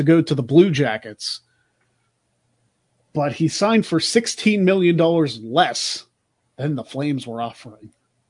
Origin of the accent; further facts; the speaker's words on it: Pennsylvania, United States; We are both from Pennsylvania.